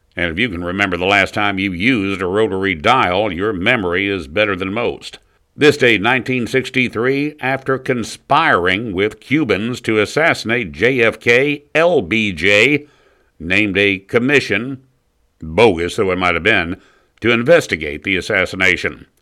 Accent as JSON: {"language": "English", "region": "the South", "country": "United States", "said": "we're pretty amenable here in the South to outsiders"}